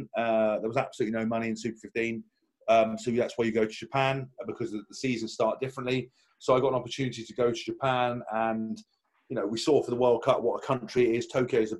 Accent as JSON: {"language": "English", "town": "Windsor", "region": "South East England", "country": "United Kingdom", "tie": "born or raised there", "moved": "as an adult", "lives_now": "Northampton, United Kingdom", "said": "I was born in Windsor, so I've never been anywhere near in the Midlands"}